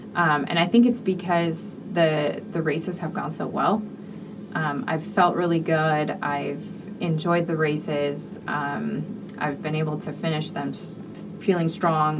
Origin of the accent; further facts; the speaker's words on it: Michigan, United States; I'm from Michigan